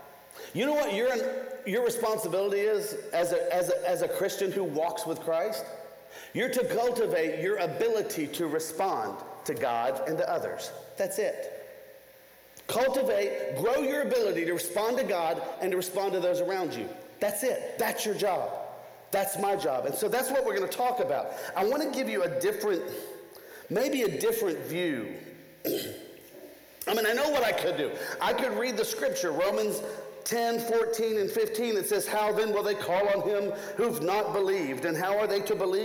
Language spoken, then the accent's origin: English; Nashville, Tennessee, United States; I come from Nashville, Tennessee